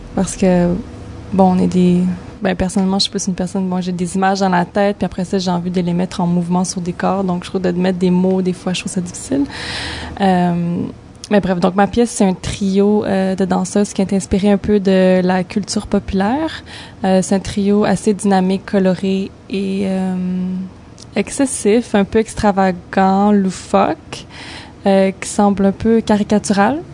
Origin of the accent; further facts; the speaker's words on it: Montreal, Quebec, Canada; moved away; also born or lived in Toronto / New York; je suis née à Montréal, mais j'ai étudié à Toronto